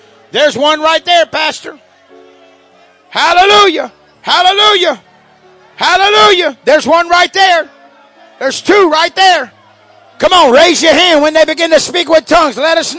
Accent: Louisiana, United States; now in Oklahoma, United States; I'm from Oklahoma now, but I was born in Louisiana.

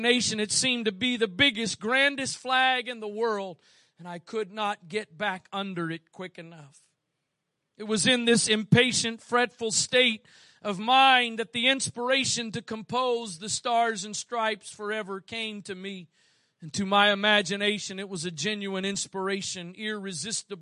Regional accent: United States; I was born here. But I'm thankful I was born here

